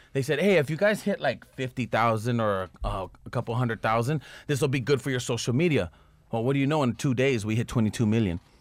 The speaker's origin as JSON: {"language": "English", "town": "Los Angeles", "region": "California", "country": "United States", "tie": "born or raised there", "said": "I grew up in Echo Park"}